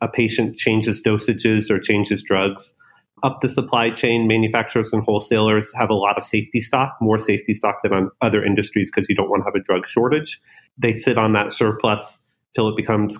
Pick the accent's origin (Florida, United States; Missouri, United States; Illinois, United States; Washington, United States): Florida, United States; North; moved away as an adult; also born or lived in Silicon Valley; I was born in North Florida.